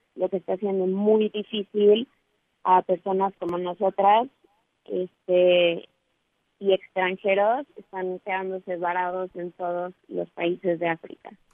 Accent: Mexico; somos tres mexicanas

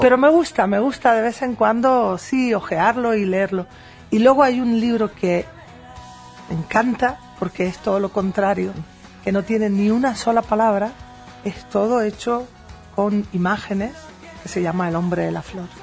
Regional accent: Spain; en la ciudad de Madrid, en España, en, mi tierra

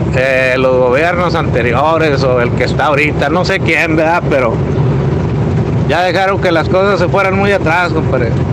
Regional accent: Monclova, Coahuila, Mexico; Yo soy de, allá de Monclova

